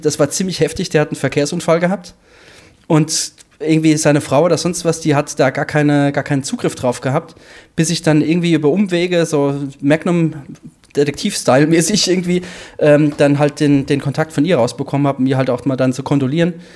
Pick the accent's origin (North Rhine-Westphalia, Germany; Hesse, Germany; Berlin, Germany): Hesse, Germany; als Hesse